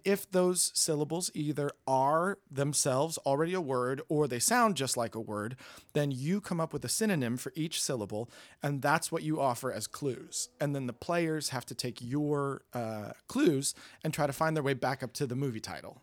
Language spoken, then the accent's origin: English; New York, United States; now in Hollywood, United States; I'm from New York.